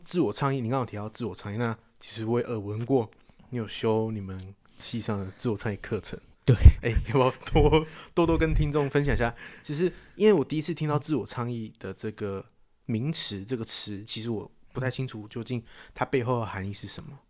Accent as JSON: {"language": "Chinese", "country": "Taiwan", "said": "不是我们台湾出生"}